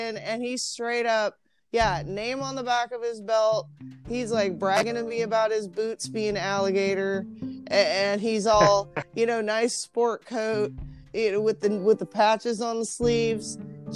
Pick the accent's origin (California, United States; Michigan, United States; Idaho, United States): Idaho, United States; Meridian; I grew up in Boise, Meridian, Idaho in the 80s